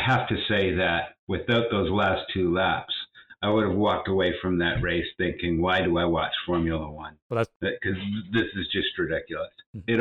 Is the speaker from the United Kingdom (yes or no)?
no; Canada; I'm Canadian.